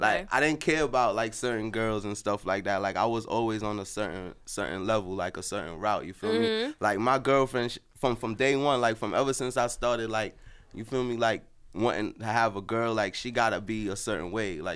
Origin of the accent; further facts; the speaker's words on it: New York City, New York, United States; also born or lived in Trinidad / Queens; I was born in Brooklyn.